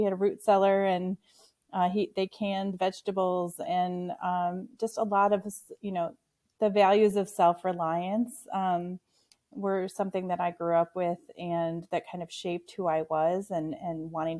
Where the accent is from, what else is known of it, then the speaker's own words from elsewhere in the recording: Waukon, Iowa, United States; also born or lived in La Crosse, Wisconsin / Vermont / Washington, District of Columbia, United States / Milwaukee, Wisconsin; now in Wisconsin, United States; So I'm from Waukon, Iowa. It's in the part of Iowa that people don't know a lot about, which is the hilly part of Iowa. It's in the Driftless region off of the Mississippi River.